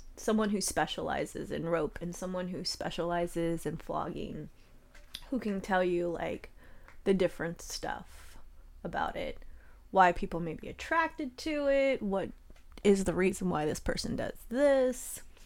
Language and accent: English; Charleston, South Carolina, United States; I grew up in Charleston